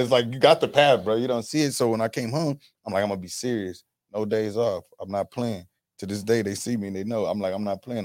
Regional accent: Los Angeles, California, United States; I'm from South Central

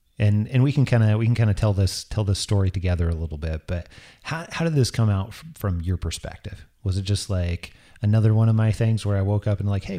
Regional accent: Idaho, United States; I'm originally from Northern Idaho.

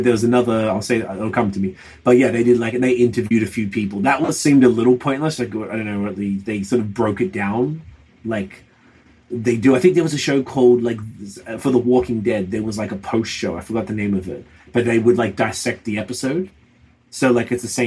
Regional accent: Melbourne, Victoria, Australia

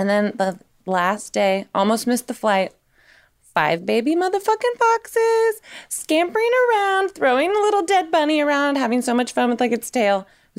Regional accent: Tennessee, United States; So I'm like from Tennessee. I should know this. And I used to go from Tennessee to Indiana all the time

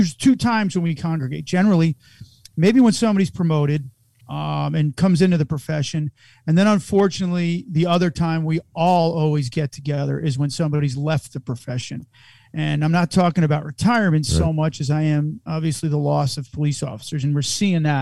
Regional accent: New Jersey, United States; moved away; I'm from Jersey.

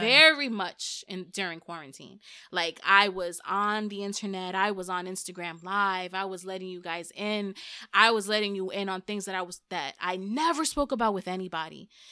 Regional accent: New York City, New York, United States; first language Spanish; English is a second language; I'm from New York

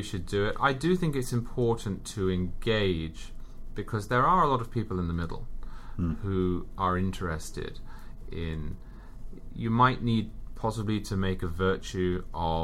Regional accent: England, United Kingdom; also born or lived in Southern California; now in Connecticut, United States; I'm from England, I work in New York, and I live in Connecticut.

